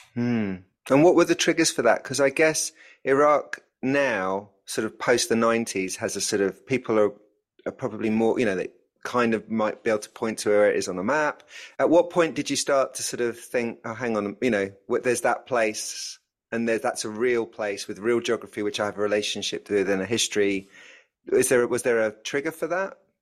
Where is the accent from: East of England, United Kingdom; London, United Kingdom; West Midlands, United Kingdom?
London, United Kingdom; as a North Londoner